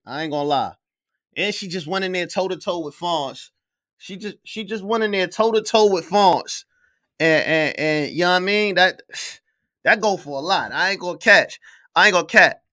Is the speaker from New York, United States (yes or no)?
yes; New York, United States; I'm from New York.